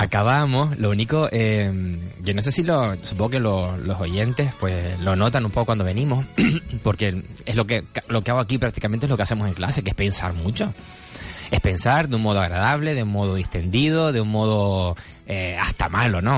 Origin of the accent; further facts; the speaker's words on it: Gáldar, Canary Islands, Spain; yo vengo de Galdar